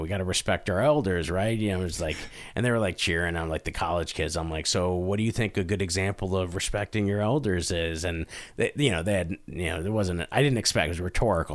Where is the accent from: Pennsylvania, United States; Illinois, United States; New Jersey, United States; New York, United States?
Pennsylvania, United States; Scranton; also born or lived in Carbondale, Pennsylvania; me growing up in Scranton